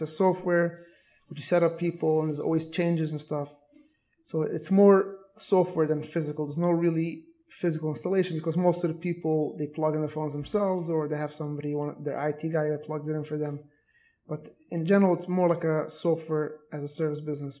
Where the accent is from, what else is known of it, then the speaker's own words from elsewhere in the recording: New York City, New York, United States; moved away as an adult; now in Airmont, United States; I was born and raised in Borough Park.